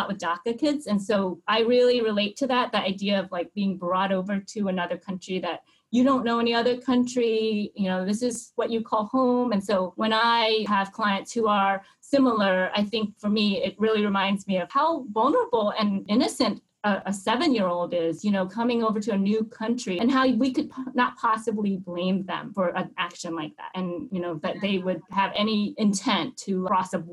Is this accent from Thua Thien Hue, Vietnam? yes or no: yes; Hue, Thua Thien Hue, Vietnam; now in United States; I was born in Hue, Vietnam, which is the central part of Vietnam